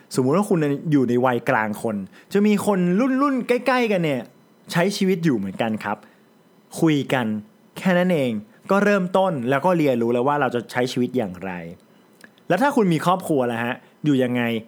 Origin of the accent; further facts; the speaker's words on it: Chai Nat, Thailand; also born or lived in Bangkok; ผมเป็นคนจังหวัดชัยนาท